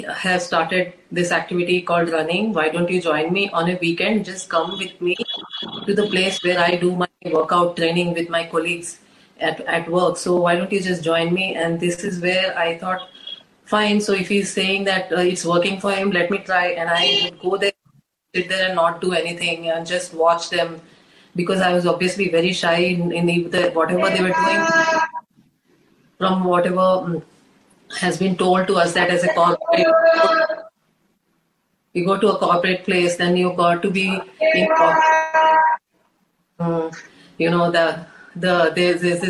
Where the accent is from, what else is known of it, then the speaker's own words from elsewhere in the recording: India; an Indian woman who has been brought up with so much of traditional values and in the Indian setup